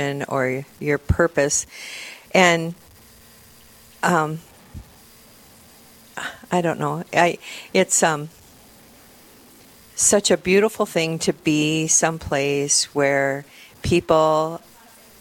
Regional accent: Parker, South Dakota, United States; also born or lived in Rapid City, South Dakota; now in Sioux Falls, United States; I grew up in Parker. I went to high school in Parker

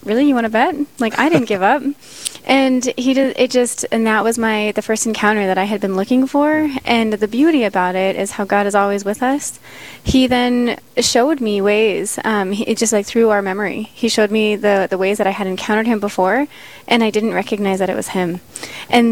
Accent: Las Vegas, Nevada, United States; now in Sioux Falls, United States; I'm from Las Vegas, Nevada. And so my family, my niece, everybody is in Las Vegas

